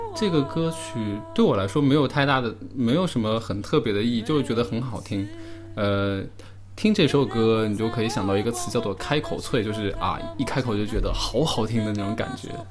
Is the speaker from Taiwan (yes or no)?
no; Wuhan, Hubei, China; 我来自于武汉